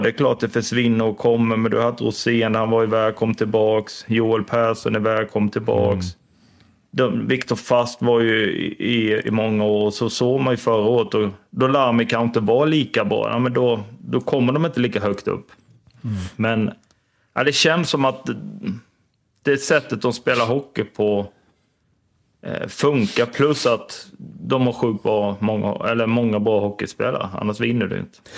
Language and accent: Swedish; Tingsryd, Kronoberg County, Sweden; Jag är från Timsö